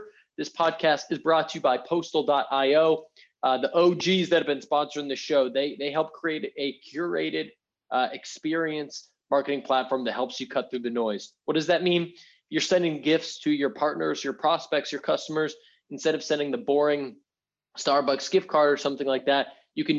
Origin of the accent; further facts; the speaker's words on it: Boston, Massachusetts, United States; moved away; I grew up in Boston